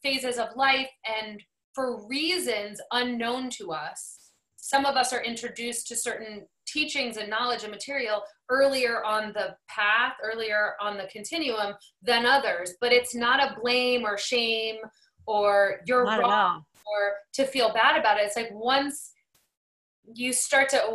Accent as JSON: {"language": "English", "region": "New England", "country": "United States", "said": "I'm from New England"}